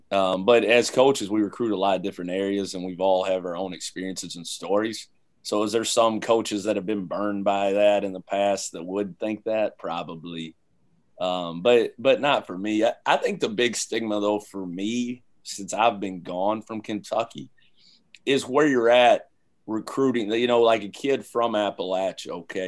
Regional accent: London, United Kingdom; those 18 years that I spent growing up in London

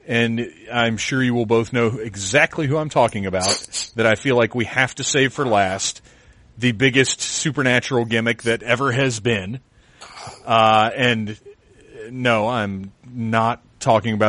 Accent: the South, United States; I grew up in the South

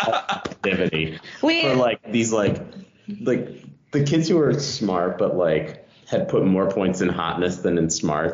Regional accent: Maryland, United States; in my home state, Maryland

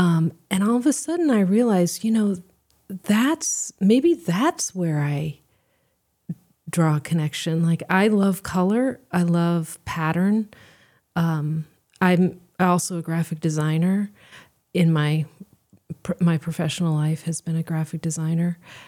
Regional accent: Seoul, South Korea; and I grew up in Seoul. We moved there when I was two, and so I grew up, you know, speaking the language, surrounded by Korean culture, and it's really culturally my home.

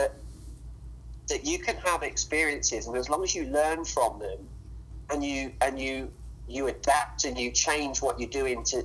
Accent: England, United Kingdom; moved away as an adult; now in United States; originally I'm from England.

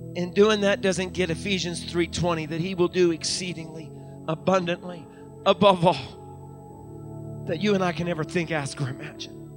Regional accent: Deep Creek, Maryland, United States; now in Uniontown, United States; I grew up when I was real little in the McHenry United Methodist Church in Deep Creek, Maryland.

